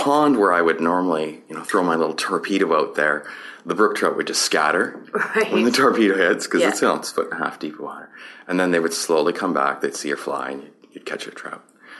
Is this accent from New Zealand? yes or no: no; Saskatoon, Saskatchewan, Canada; also born or lived in Sparwood / Kitimat; now in Richmond, Canada; So I was born in Saskatoon, Saskatchewan.